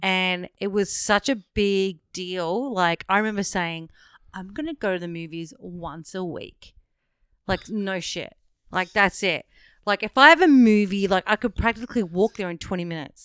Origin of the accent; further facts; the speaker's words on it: Werribee, Victoria, Australia; I grew up in Werribee